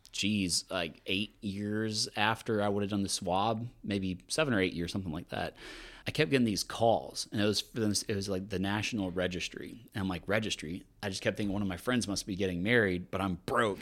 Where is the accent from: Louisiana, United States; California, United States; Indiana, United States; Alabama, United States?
Louisiana, United States; now in Austin, United States; I'm from Louisiana